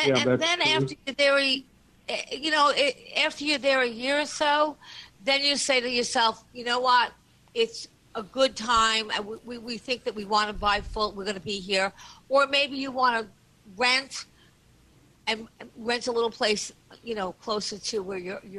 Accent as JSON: {"language": "English", "town": "Syosset", "region": "New York", "country": "United States", "said": "I'm from Syosset"}